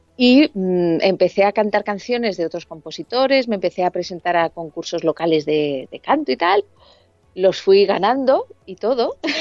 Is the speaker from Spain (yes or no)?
yes; Alicante, Valencian Community, Spain; moved away as an adult; now in Madrid, Spain; yo soy de Alicante, y me vine con 21 añitos a, Madrid